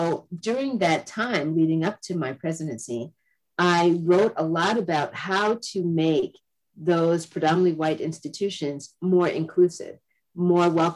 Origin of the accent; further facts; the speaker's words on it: Massachusetts, United States; also born or lived in Florida; I myself was born in the South, but I grew up in New England. I grew up in Massachusetts